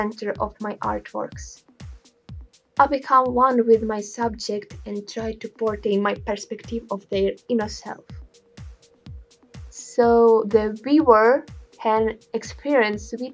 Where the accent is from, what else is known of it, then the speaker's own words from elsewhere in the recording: Ukraine; I'm a painter from Ukraine